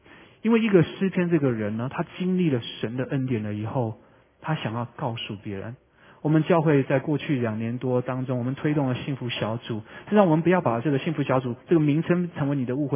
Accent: Vancouver, British Columbia, Canada; moved away as an adult; also born or lived in Taiwan; 我是在温哥华长大的， 所以往往会开车回温哥华

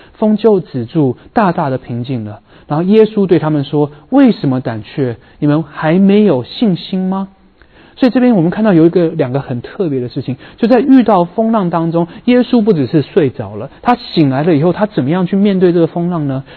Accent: Vancouver, British Columbia, Canada; now in San Francisco Bay Area, United States; 我在温哥华长大的人

